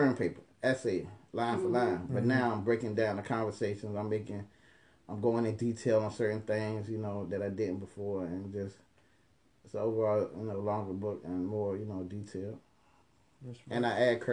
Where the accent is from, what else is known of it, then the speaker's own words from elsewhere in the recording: Norfolk, Virginia, United States; also born or lived in Philadelphia, Pennsylvania / Atlanta, Georgia; I was born in Norfolk, back and forth to Philly to about third grade. Stayed in Norfolk for a minute. Majority of my life.